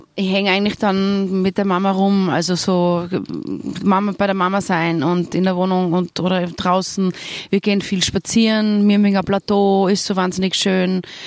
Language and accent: German; Tyrol, Austria; accent: Tyrolean; now in Vienna, Austria; ich bin einfach in Tirol aufgewachsen. Ich fühle mich trotzdem als Tirolerin